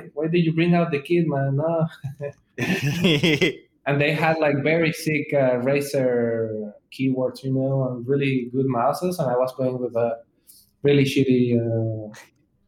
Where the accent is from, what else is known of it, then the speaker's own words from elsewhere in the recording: Mexico; English is a second language; I'm from Mexico